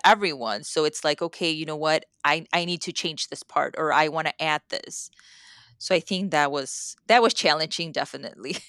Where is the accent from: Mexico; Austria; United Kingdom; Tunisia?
Mexico; first language Spanish; English is a second language; moved away; I grew up in Mexico